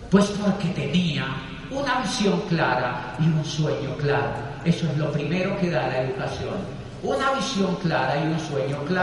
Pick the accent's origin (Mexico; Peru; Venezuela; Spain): Peru; pero somos peruanos también.